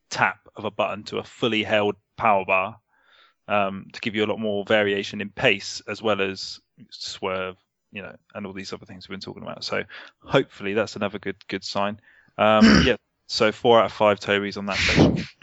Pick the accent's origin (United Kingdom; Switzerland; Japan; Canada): United Kingdom; Surrey, South East England; I'm not Cockney. I'm from Surrey.